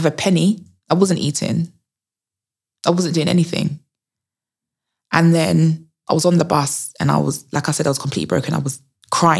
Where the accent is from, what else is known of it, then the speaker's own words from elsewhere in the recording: Essex, East of England, United Kingdom; where I grew up was in Essex